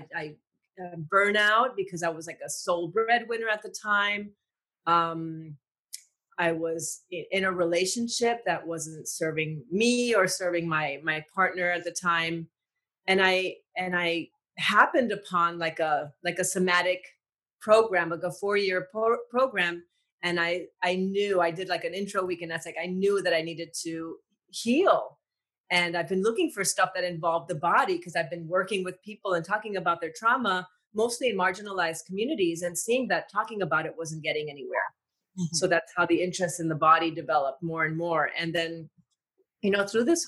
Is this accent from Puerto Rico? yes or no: yes; Puerto Rico; I grew up in Puerto Rico